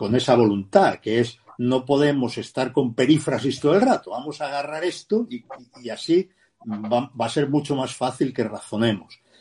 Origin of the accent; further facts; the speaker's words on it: Catalonia, Spain; moved away; como catalán digo consideré porque ya no soy catalán, pero cuando lo era